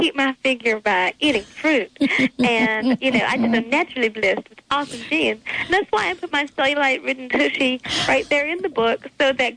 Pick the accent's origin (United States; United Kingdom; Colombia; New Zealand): United States; Martinsville, Virginia; I grew up in a really normal country town called Martinsville, Virginia